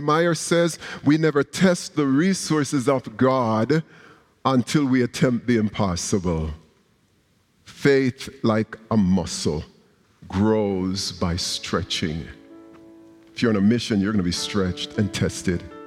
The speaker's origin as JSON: {"language": "English", "country": "Jamaica", "tie": "born or raised there", "moved": "yes", "said": "a young Christian growing up in Jamaica"}